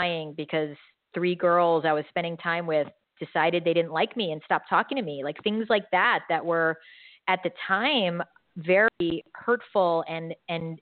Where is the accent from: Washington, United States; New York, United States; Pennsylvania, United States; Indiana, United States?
New York, United States; moved away; I'm from New York